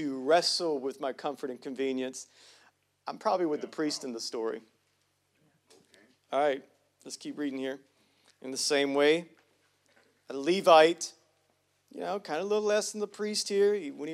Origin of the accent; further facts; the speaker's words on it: United States; I'm from Hughley